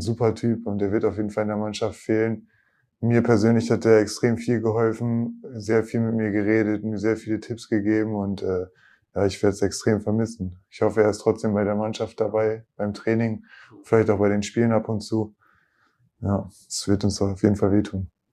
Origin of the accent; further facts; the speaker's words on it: Oldenburg, Lower Saxony, Germany; moved away; gerade in Oldenburg, dann in meiner Heimat und auch da, wo ich ja klar auch angefangen habe, Basketball zu spielen